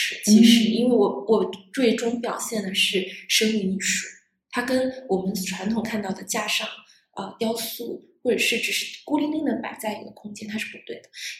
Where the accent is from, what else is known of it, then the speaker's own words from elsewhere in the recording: Northeast China, China; 更更重要的话，其实是来自于我是东北人。我在过去，其实我没有在东北生活在过太多的时间，但是我深深的其实被东北的文化感染了